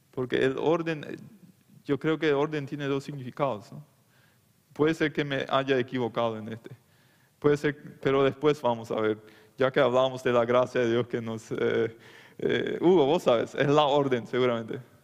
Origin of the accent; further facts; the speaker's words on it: Loma Plata, Boquerón, Paraguay; Yo soy de Loma Plata, de la colonia Meno, en el Chaco.